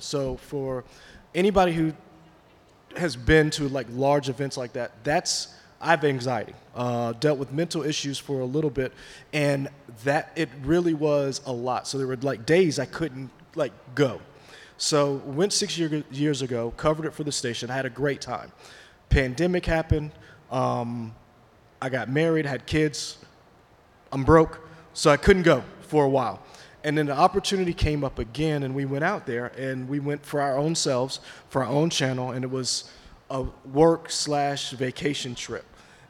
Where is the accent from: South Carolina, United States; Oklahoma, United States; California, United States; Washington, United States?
South Carolina, United States; I'm from South Carolina, and you're telling a story about my home.